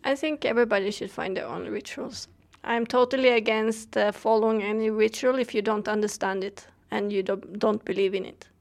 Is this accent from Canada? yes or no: no; Sweden; I come from Sweden